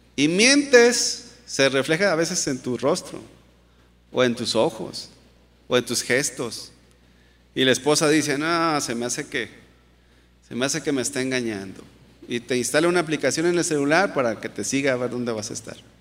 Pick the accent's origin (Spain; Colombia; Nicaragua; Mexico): Mexico; como mexicanos